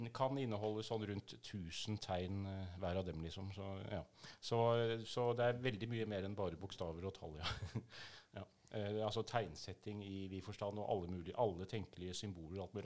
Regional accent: outside Tønsberg, Vestfold, Norway; dette er i Vestfold, uh, eh, utafor Tønsberg

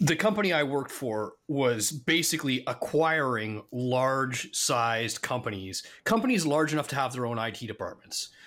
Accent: Canada; moved away as an adult; now in United States; I'm Canadian

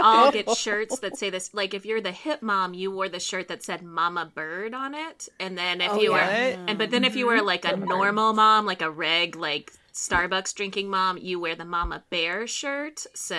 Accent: Dallas, Texas, United States; I'm from Dallas

